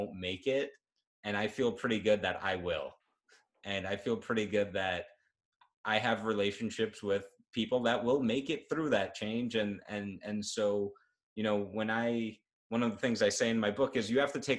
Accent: New York, United States; I'm a New Yorker. My business is based in New York

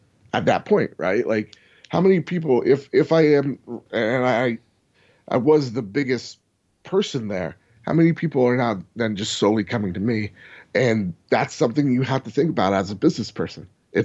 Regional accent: New Jersey, United States; We're from New Jersey.

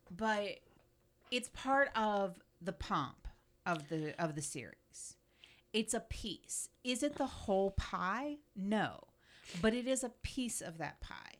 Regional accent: Florida, United States; I grew up in Florida

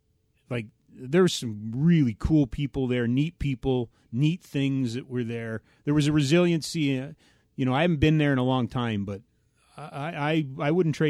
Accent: Edmonton, Alberta, Canada; I grew up in Edmonton

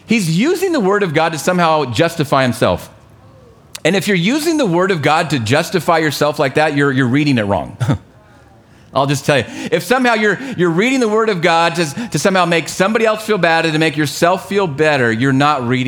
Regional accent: United States; We are so thankful to live here.

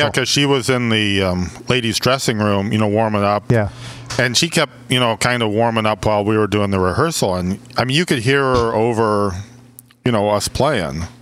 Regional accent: New Orleans, Louisiana, United States; I'm from New Orleans.

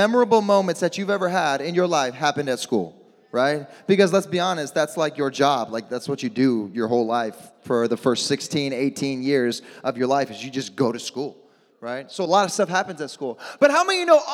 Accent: Midwest, United States; moved away; I'm from the Midwest. I'm used to blizzards and snowstorms and all

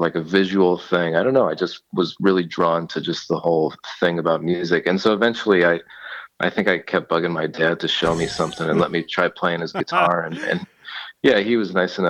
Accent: Agawam, Massachusetts, United States; now in New York, United States; I'm originally from Agawam, Massachusetts

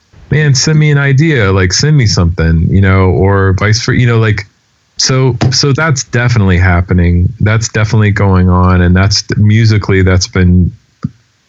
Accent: Denver, Colorado, United States; moved away; also born or lived in New York; people that I grew up with out in Denver

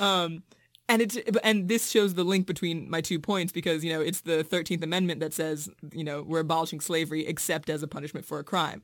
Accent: Richmond, Virginia, United States; moved away as an adult; now in Massachusetts, United States; I'm from Richmond, Virginia, which is a really segregated city

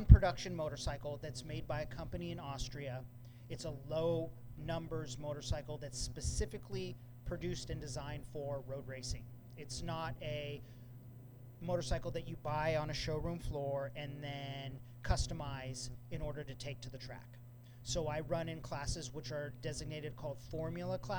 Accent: Santa Cruz, California, United States; no one from Santa Cruz has ever received an entry to race on the Isle of Man except me

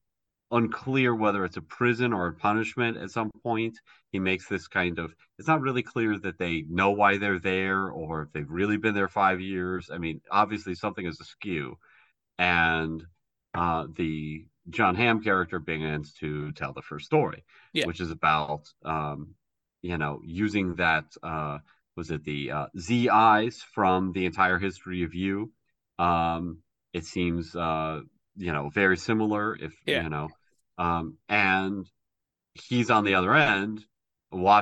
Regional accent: United States; I'm an American

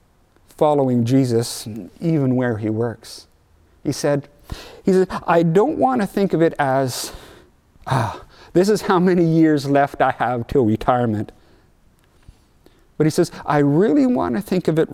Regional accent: Mission, British Columbia, Canada; moved away as an adult; also born or lived in Rhineland, Saskatchewan; we're from Mission. It's right close to Vancouver

